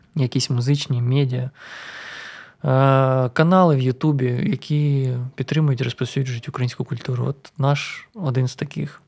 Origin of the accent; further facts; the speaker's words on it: Luhansk, Luhansk Oblast, Ukraine; moved away as an adult; now in Kyiv, Ukraine; я з Луганська і я привик до повільного